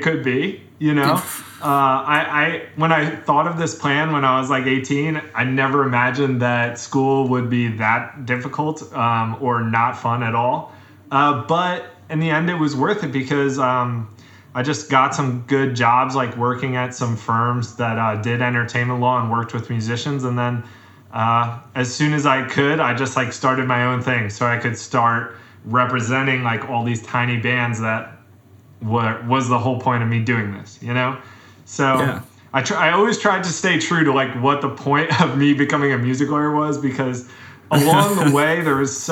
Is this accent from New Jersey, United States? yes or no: yes; Caldwell, New Jersey, United States; I grew up in North Jersey in Caldwell, which is a small